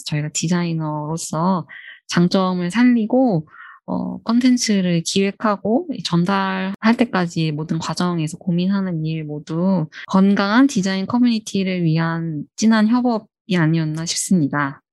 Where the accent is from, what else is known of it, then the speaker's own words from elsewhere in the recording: Seoul, South Korea; 저는 서울 촌놈이라서